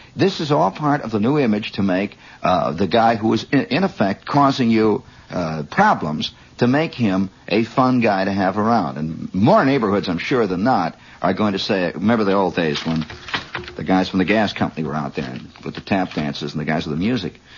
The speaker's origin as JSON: {"language": "English", "region": "Indiana", "country": "United States", "moved": "yes"}